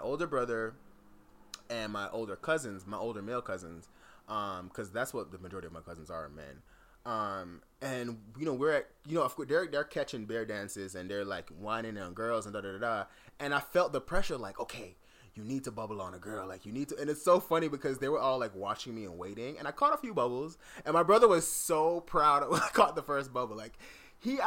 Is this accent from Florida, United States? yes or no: yes; South Florida, United States; growing up in South Florida